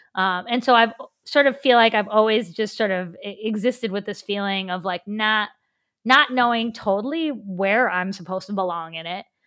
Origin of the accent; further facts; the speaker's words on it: Cross Lanes, West Virginia, United States; moved away as an adult; now in Pittsburgh, United States; growing up in Cross Lanes.